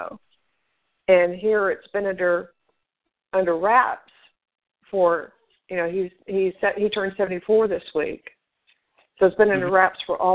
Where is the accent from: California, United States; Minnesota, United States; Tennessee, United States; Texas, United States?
Tennessee, United States; the city where I was born up in Tennessee